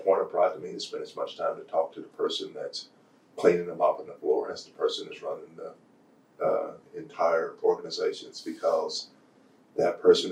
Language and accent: English; Purcell, Oklahoma, United States; growing up in Purcell, Oklahoma